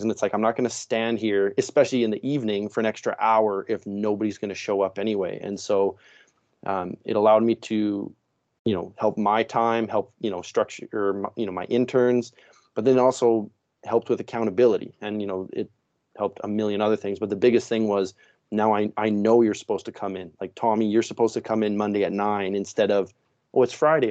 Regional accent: Saskatchewan, Canada; moved away as an adult; now in Langley, Canada; I am originally actually from Saskatchewan, so middle of the country.

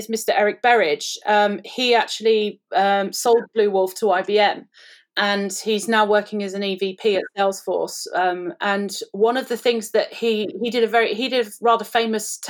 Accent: United Kingdom; I'm British.

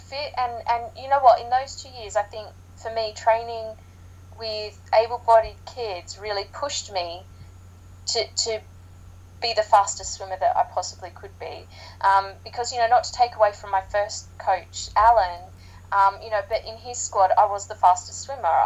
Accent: Sydney, New South Wales, Australia; now in United Kingdom; being Australian, growing up in Sydney

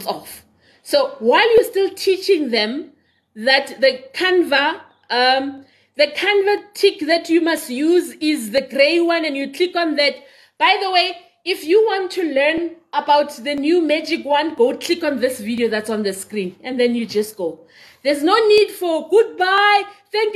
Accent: Benoni, Gauteng, South Africa; moved away; also born or lived in Daveyton; I grew up in Whiteville. I'm in Whiteville. I went to school in Davyton, so I am so East Rand. But I don't live in East Rand now.

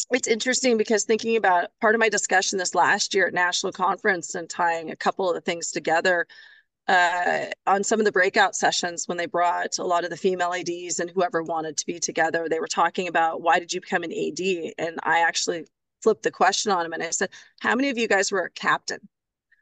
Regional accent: Vancouver, Washington, United States; moved away as an adult; now in Milpitas, United States; Fort Vancouver High School. I was a trapper

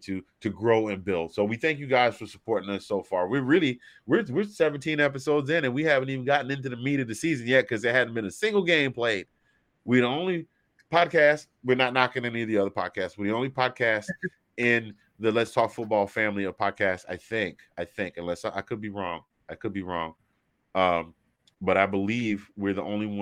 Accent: Georgia, United States

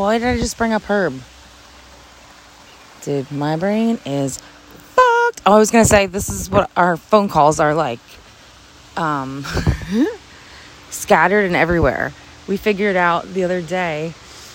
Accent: New Jersey, United States; We're from Jersey

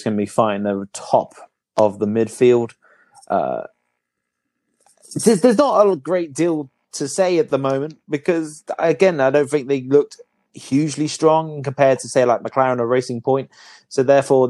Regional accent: United Kingdom; We're the Brits.

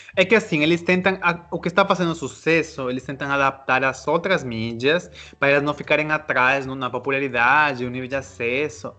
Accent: Peru; moved away; also born or lived in Brazil / United States; eu sou peruano que já morou no Brasil e morou nos Estados Unidos

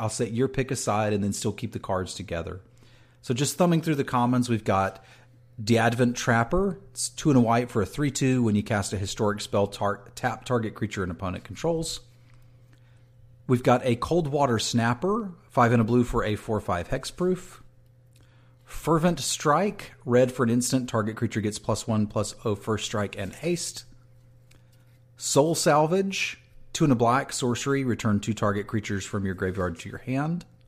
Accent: East Coast, United States; moved away; that's where I grew up. So like mm. my hometown is getting hit with this

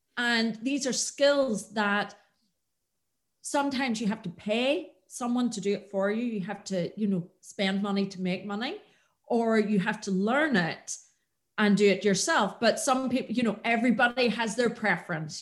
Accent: Antrim, Northern Ireland, United Kingdom; moved away as an adult; I am from the north. I'm from Antrim originally

